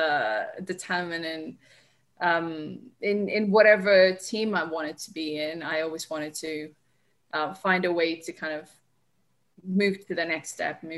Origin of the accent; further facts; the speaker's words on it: Colombia; moved away; I'm originally from Colombia, so I started playing the streets of Colombia with my older brother